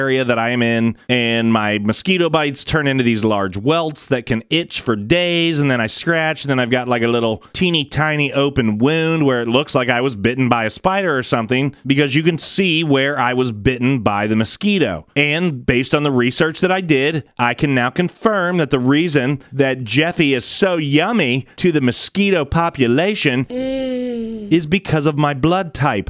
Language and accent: English; Columbus, Ohio, United States; my hometown of Columbus, Ohio